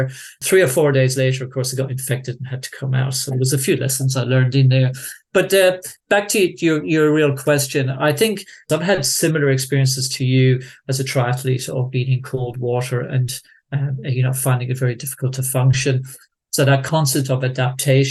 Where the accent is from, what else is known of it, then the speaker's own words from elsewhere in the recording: Tipperary, Munster, Ireland; moved away; growing up in Tipperary